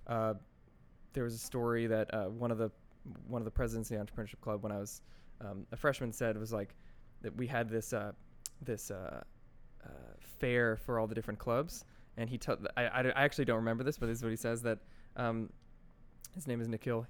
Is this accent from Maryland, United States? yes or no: no; Secaucus, New Jersey, United States; also born or lived in White Plains, New York / Connecticut / New York; I grew up mostly in, in Secaucus, New Jersey.